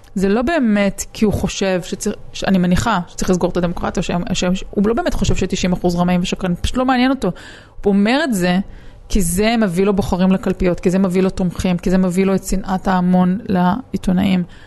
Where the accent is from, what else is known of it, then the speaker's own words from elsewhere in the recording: Israel; אני עיתונאית מישראל